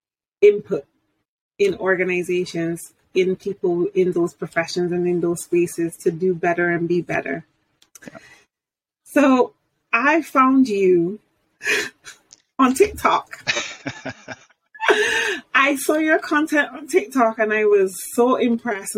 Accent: United Kingdom; I'm British

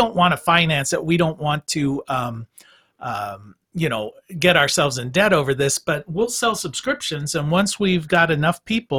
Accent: Minnesota, United States; Minnesota, my hometown

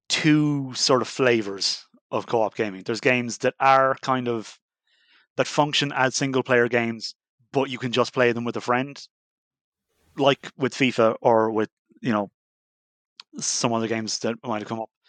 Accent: Ireland; we're a group of straight white men with beards. Yeah. No, our edge is that we're Irish

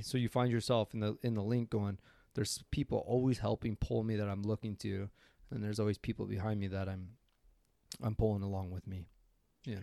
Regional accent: Coeur d'Alene, Idaho, United States; moved away as an adult; also born or lived in Boys Town, Nebraska; now in Maui, United States; grew up in Coeur d'Alene, Idaho, and currently live in Maui, Hawaii

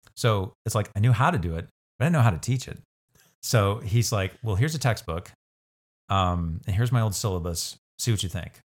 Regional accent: Hutchinson, Kansas, United States; also born or lived in McPherson, Kansas / Inman, Kansas; born elsewhere, but moved to Hutchinson with my family at the age of two. Um, and so I was raised in Hutch from age two until I came actually to Central here as a freshman

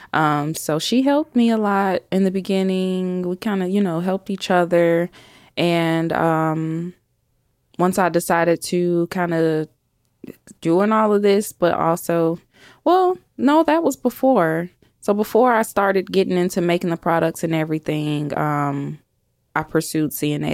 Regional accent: Chicago, Illinois, United States; now in Huntsville, United States; I'm from Chicago originally, grew up in the South Suburbs of Chicago

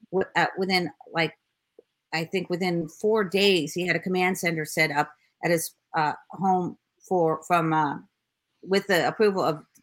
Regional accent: Florida, United States; moved away; also born or lived in California; I was born in Florida, so my mom took me to that mall.

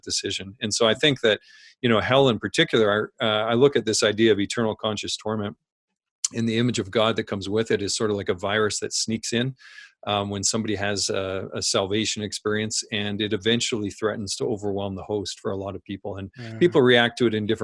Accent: Saskatchewan, Canada; I grew up in Saskatchewan on a farm in a small town

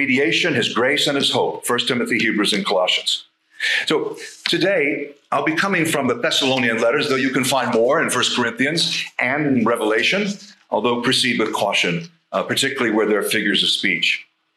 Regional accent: United States; now in Scotland; in my country, my home country, and Canada are where 80% of the world's tornadoes are.

